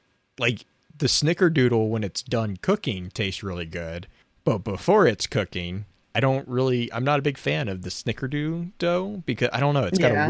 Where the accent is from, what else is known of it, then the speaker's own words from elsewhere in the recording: Dallas, Texas, United States; now in Kansas City, United States; I grew up in the Dallas area.